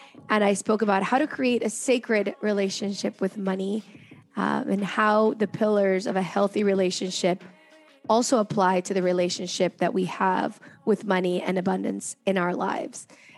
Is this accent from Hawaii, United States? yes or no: no; Cincinnati, Ohio, United States; also born or lived in Caracas, Venezuela / France; I was born in Caracas, Venezuela, and then I moved to Cincinnati for 4 years, and I moved to France. I moved back to Cincinnati.